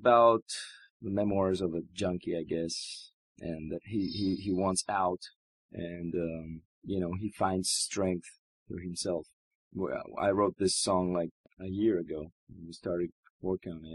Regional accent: Greece; moved away as an adult; also born or lived in Boston, United States / Dallas, United States; now in Texas, United States; I came 4 years ago from Greece

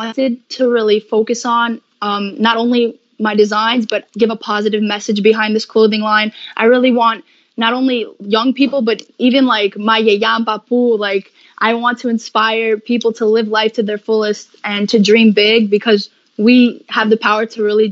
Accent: New York, United States; I'm from New York

